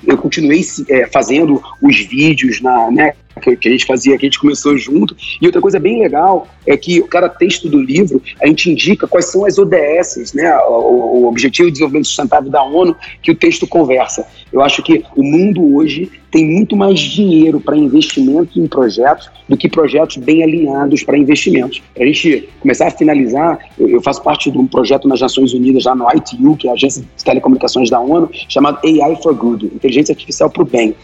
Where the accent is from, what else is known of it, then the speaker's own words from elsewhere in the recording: Brazil; O que falta no Brasil hoje, o que a gente vê, principalmente na minha cidade natal